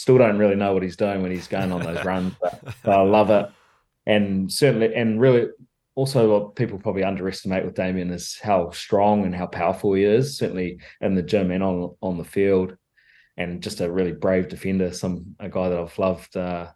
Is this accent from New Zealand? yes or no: yes; Hawke's Bay, New Zealand; moved away as an adult; now in Paris, France; growing up in Hawke's Bay, all I ever wanted to do was play for the Magpies